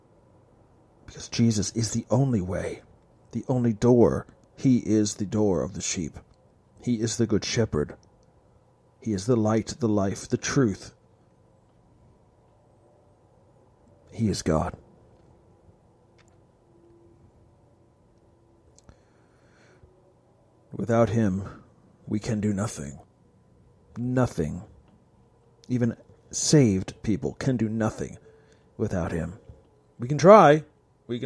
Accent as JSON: {"language": "English", "country": "United States", "said": "I am an American"}